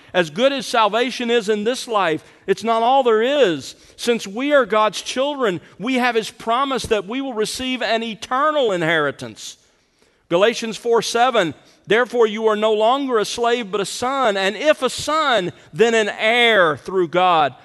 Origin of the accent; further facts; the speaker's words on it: the South, United States; growing up in the South, uh, we grew up calling our father Daddy